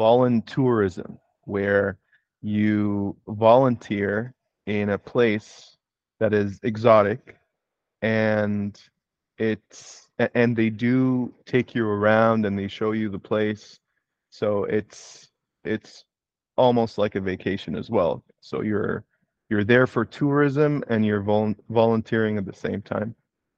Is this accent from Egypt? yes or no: yes; Egypt; born there; moved away; also born or lived in Kuwait / Canada; I moved there from Canada, where I got my degrees, and I graduated from university. I did my undergrad in Kuwait, and I was born in Egypt.